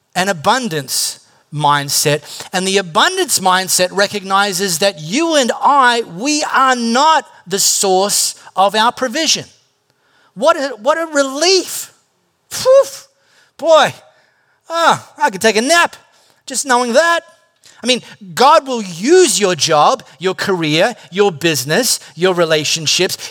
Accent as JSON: {"language": "English", "town": "High Wycombe", "region": "South East England", "country": "United Kingdom", "tie": "born or raised there", "said": "I grew up in High Wycombe"}